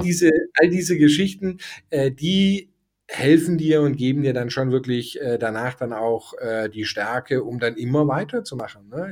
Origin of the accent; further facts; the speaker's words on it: Germany; moved away as an adult; also born or lived in Denmark / Toulouse, France; ich war Deutscher